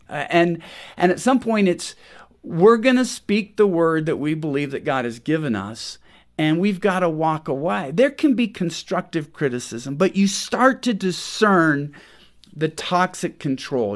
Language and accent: English; Washington, United States; I grew up in Washington State, which is famous for two things